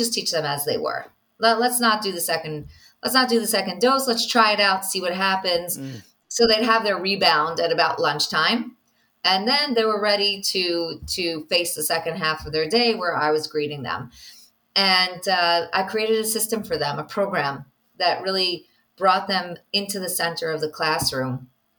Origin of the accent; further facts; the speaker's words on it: New York, United States; now in Israel; I'm from New York